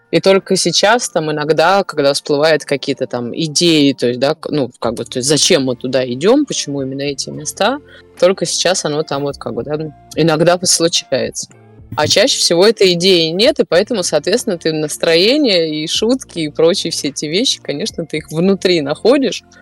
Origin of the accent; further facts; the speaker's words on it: Saint Petersburg, Russia; родилась, э, выросла. Коренная ну, не... прям. Я коренная и прям э, с, до мозга костей.